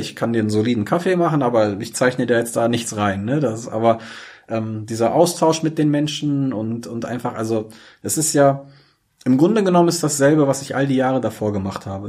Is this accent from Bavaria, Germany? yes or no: no; Braunschweig, Lower Saxony, Germany; Ich bin hier geboren und aufgewachsen. Ich bin wirklich stolzer Braunschweiger